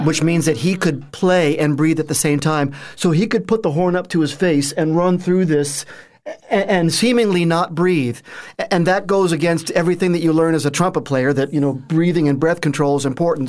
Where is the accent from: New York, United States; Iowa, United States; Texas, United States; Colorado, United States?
New York, United States; Northport; moved away as an adult; born and raised uh, on the North Shore of Long Island, little town called Northport on the North Shore